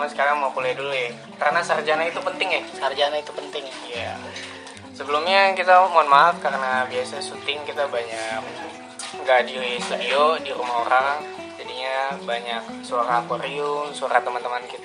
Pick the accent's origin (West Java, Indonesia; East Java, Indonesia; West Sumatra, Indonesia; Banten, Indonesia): West Java, Indonesia; Bekasi; born there; Jadi gue lahir di Bekasi 10 Juli tahun 2000.